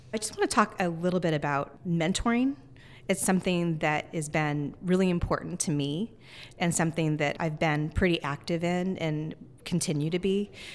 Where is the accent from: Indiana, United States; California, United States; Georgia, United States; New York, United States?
California, United States; Northern; now in Seattle, United States; I grew up in Northern California, I really feel like this is my home